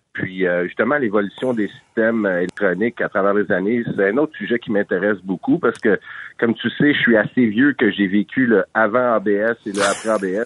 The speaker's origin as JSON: {"language": "French", "town": "Montreal", "region": "Quebec", "country": "Canada", "said": "je suis de Montréal métropolitain"}